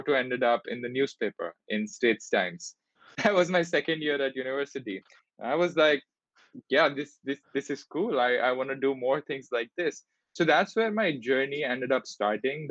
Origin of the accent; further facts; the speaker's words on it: Delhi, India; moved away as an adult; also born or lived in Singapore; I grew up in Delhi in India